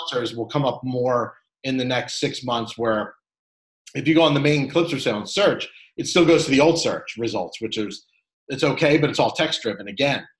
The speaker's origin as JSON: {"language": "English", "town": "Philadelphia", "region": "Pennsylvania", "country": "United States", "said": "I'm from Philly"}